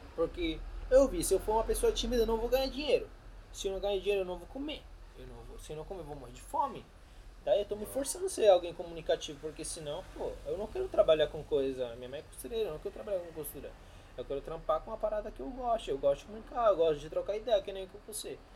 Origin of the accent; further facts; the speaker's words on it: Argentina; first language Spanish; Portuguese is a second language; now in São Paulo, Brazil; Eu sou argentino, porém minha mãe é boliviana.